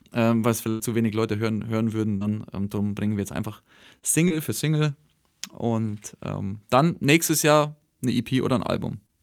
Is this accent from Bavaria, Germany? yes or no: yes; Rott, Bavaria, Germany; Ich komme aus Rott.